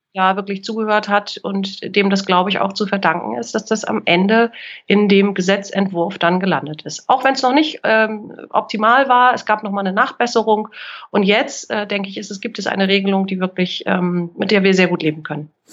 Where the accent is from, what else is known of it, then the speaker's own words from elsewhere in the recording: Kiel, Schleswig-Holstein, Germany; Ich bin in Kiel geboren und aufgewachsen